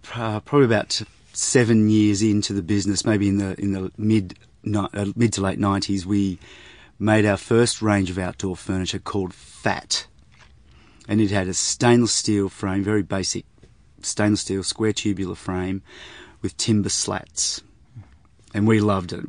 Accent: Sydney, New South Wales, Australia; I was brought up in Sydney, and, uh, so we lived in the northern suburbs of Sydney

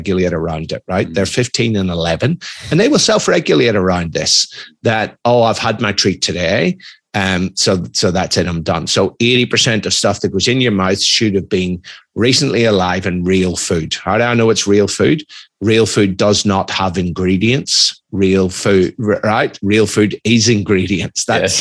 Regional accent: Ireland; moved away; also born or lived in United Kingdom / Australia; I'm Irish, I'm ex-military

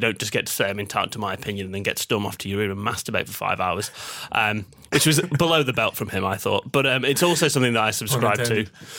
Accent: Manchester, North West England, United Kingdom; As a Mancunian, they're probably not too fond of me.

